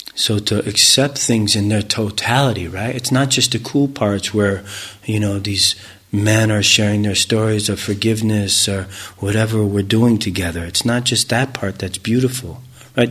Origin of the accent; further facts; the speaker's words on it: United States; growing up in America